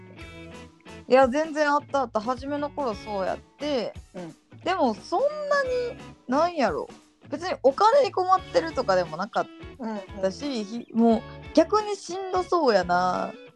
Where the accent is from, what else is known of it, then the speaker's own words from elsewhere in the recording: Kansai, Japan; accent: Kansai-ben; 関西弁は絶対に喋らんかった